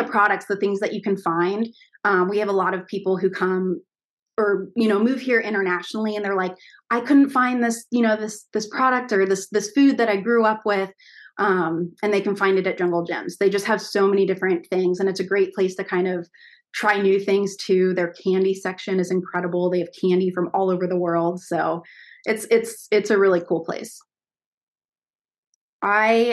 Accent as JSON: {"language": "English", "town": "Milford", "region": "Ohio", "country": "United States", "tie": "born or raised there", "said": "I grew up just right outside of it in a small town called Milford"}